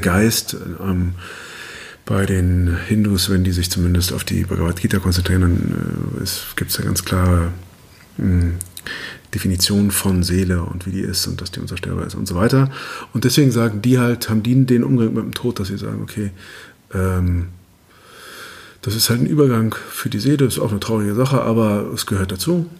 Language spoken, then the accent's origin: German; Germany; wir es als Deutsche